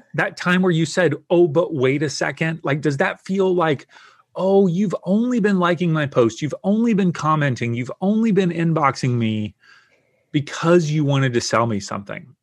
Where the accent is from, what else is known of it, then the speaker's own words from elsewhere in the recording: the South, United States; I grew up in the South in the U S